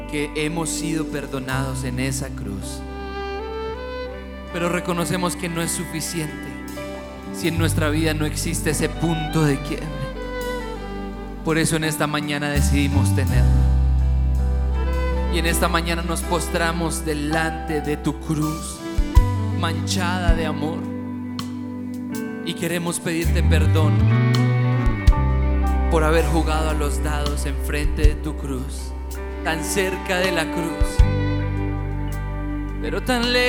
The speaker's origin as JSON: {"language": "Spanish", "country": "Colombia", "said": "Como colombianos venimos a decirte"}